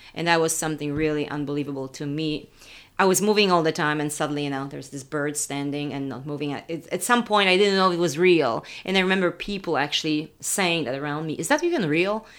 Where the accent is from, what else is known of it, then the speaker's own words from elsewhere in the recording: Poland; moved away; I was in Poland because I had a show there at the museum in my hometown